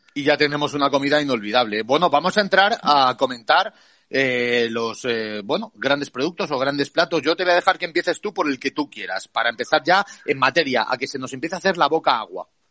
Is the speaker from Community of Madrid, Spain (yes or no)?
yes; Madrid, Community of Madrid, Spain; Tú y yo somos, mm. eh, somos madrileños